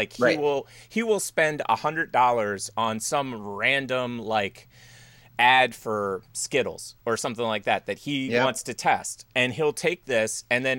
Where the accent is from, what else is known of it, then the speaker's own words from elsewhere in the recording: Philadelphia suburbs, Pennsylvania, United States; I grew up in the Philadelphia suburbs.